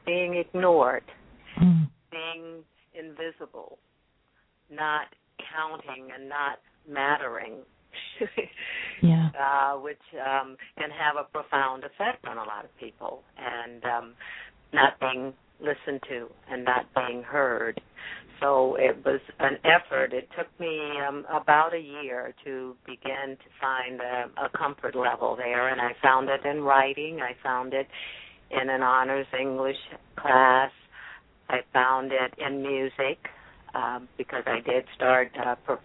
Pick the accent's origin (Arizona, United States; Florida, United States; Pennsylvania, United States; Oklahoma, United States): Florida, United States; Jacksonville; growing up in North Florida in Jacksonville